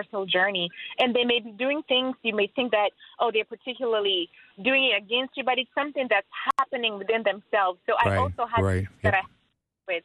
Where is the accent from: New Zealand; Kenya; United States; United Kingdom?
Kenya; moved away; I'm from Africa, Kenya